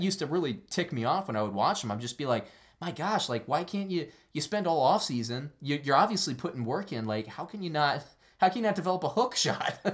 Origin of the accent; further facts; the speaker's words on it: Orlando, Florida, United States; our growing up in Orlando